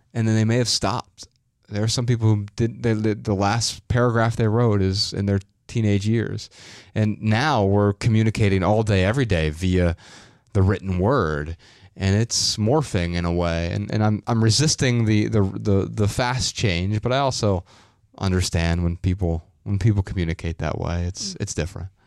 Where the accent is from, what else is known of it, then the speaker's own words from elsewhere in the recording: Dayton, Ohio, United States; I'm from Dayton, Ohio